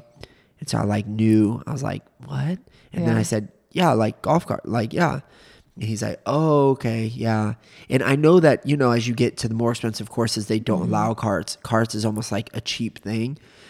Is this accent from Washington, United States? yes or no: no; Orlando, Florida, United States; We're from Orlando.